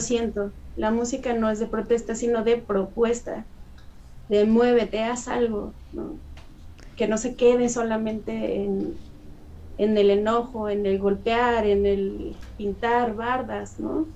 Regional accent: Mexico; la gama cultural tan rica que tenemos aquí en México, ¿no? Gracias a nuestras etnias indígenas

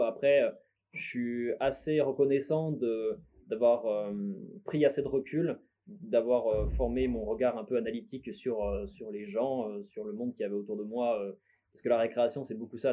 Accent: Bourgogne-Franche-Comté, France; also born or lived in Lyon / Besançon / Dijon; je suis né à Lyon de base. Et euh, ensuite, j'ai plus vécu en Franche-Comté, vers Besançon, Dijon.

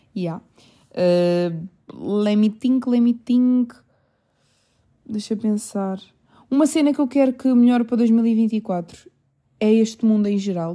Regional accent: Portugal; also born or lived in England; eu só nasci em Inglaterra e eu vim para aqui, eu sou portuguesa

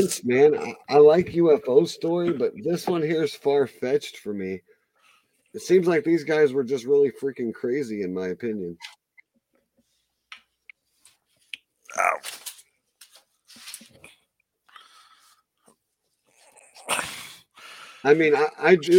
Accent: Iowa, United States; I'm from Iowa. We're both from Iowa. Closer to the Missouri border

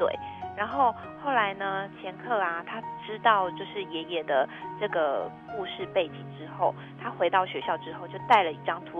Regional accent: Hualien, Hualien County, Taiwan; 我来自花莲。

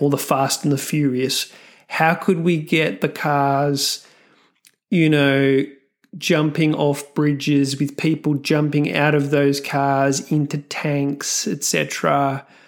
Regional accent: Australia; I'm Australian

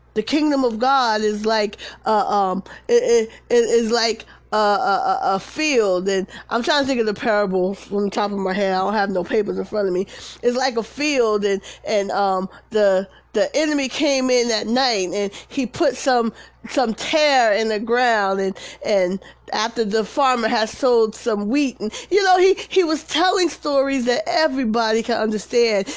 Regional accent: Paterson, United States; moved away; I'm from Patterson, you know, fair east side

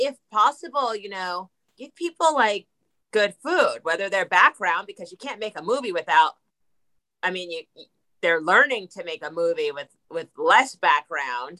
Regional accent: New Jersey, United States; I'm from New Jersey

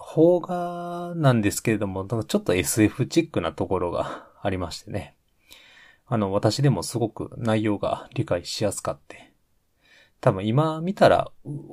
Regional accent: Hyogo, Japan; moved away as an adult; also born or lived in Ishikawa; 兵庫県出身でございます

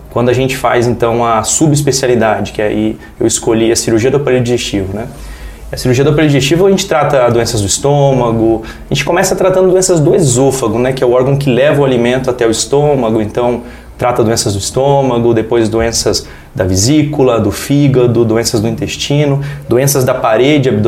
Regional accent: São Miguel, Brazil; mas a cidade que me deixa em casa, a minha cidade natal, onde eu tenho meus amigos de infância, minha família, é São Miguel.

